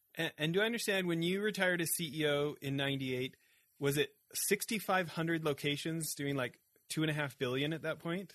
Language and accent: English; Canada; I grew up in Canada where Tim Hortons is like a religion